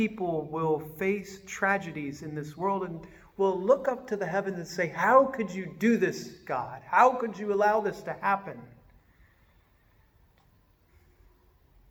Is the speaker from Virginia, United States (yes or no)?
yes; Richmond, Virginia, United States; moved away; I grew up in Richmond, Virginia.